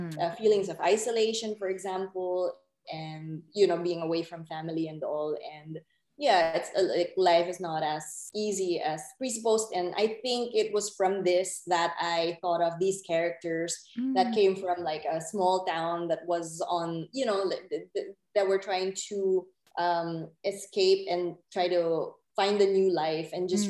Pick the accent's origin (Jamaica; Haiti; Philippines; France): Philippines; moved away as an adult; also born or lived in United States / New York; now in Berlin, Germany; I was born and raised in the Philippines, and then I moved to America because my whole family was there